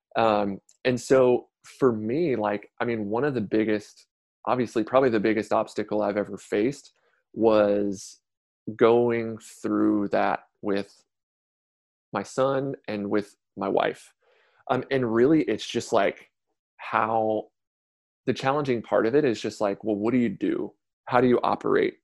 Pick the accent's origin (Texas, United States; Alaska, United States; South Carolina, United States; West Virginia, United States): Texas, United States; Conroe; also born or lived in Beaumont, Texas; originally from Beaumont, Texas, like Southeast Texas, moved here to Conroe when I was about ten, so just north of Houston.